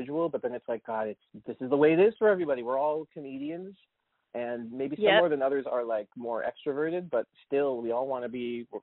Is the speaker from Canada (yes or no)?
yes; Kingston, Ontario, Canada; moved away; I grew up in Kingston